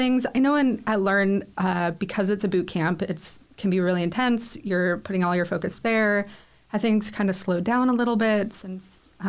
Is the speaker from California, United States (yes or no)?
yes; San Diego, California, United States; I was born and raised in East County in San Diego, and it definitely has that feel. Like very small town in a very large city